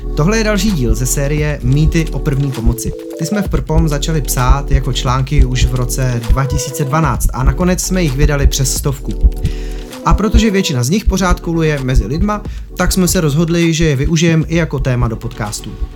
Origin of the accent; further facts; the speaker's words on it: Czechia; my jako Češi